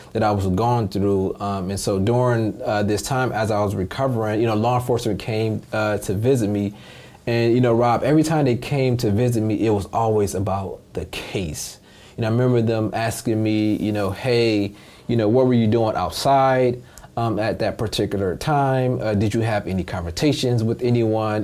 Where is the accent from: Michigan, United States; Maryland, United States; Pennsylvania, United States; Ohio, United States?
Michigan, United States; Detroit; also born or lived in Hartford, Connecticut; I spent most of my childhood in Detroit, Michigan